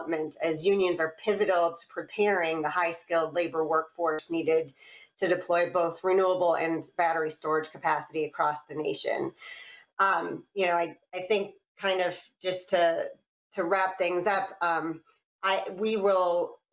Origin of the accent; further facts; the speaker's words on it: Iowa, United States; Iowa, importantly my home state